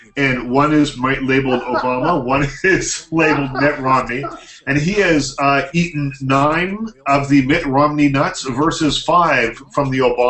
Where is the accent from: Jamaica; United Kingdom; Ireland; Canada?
Canada; Liverpool, Nova Scotia; also born or lived in Bridgewater, Nova Scotia; I was born in Bridgewater, but I grew up in Liverpool.